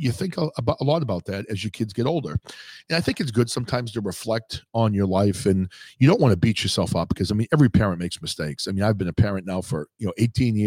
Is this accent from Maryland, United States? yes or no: no; New Hampshire, United States; I grew up in New Hampshire.